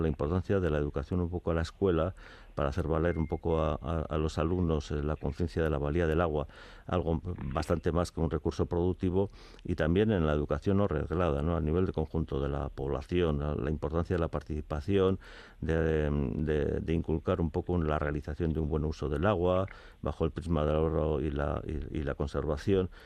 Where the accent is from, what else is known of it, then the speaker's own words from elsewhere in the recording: Tolosa, Basque Country, Spain; Yo sí soy de Tolosa, sí de, pequeño he vivido